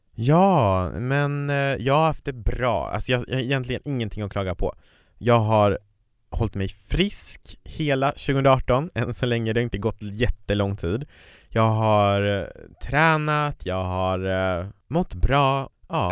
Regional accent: Kiruna, Norrbotten County, Sweden; kommer från norra Sverige, jag kommer från Kiruna

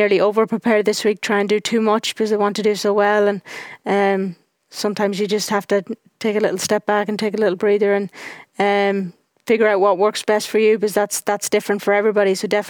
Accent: Ireland; When you go out as an Irish person, there's me and Stephanie, and that's it out there.

